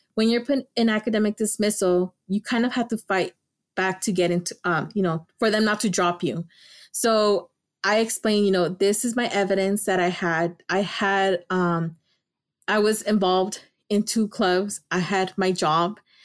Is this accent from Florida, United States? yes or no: no; Los Angeles, California, United States; also born or lived in Davis, California; I'm from Los Angeles, California. I grew up in Highland Park